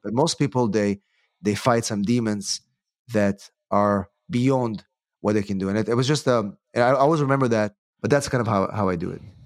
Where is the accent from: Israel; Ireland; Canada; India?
Israel; moved away as an adult; also born or lived in England; now in United States; I'm originally from Israel, actually. I came to the United States to, uh, to go to law school